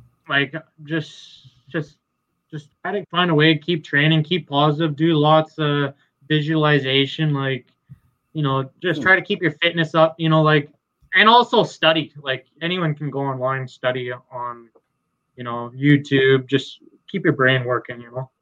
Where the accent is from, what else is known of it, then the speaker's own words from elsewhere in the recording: West Coast, Canada; also born or lived in Red Deer, Alberta; from the West Coast